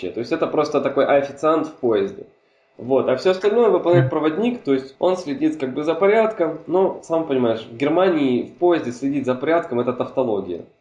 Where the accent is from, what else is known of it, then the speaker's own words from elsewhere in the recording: Hungary; Russian is a second language; Особенно учитывая тот факт, что мы с тобой говорим сейчас на русском языке, а родом я из Венгрии, да?